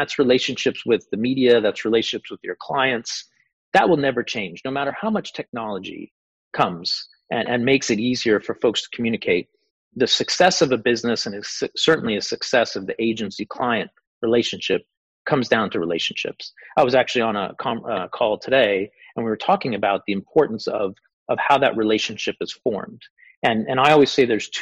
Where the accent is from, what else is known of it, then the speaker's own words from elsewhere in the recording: South Florida, United States; moved away as an adult; also born or lived in Atlanta / New York / San Francisco; I grew up in South Florida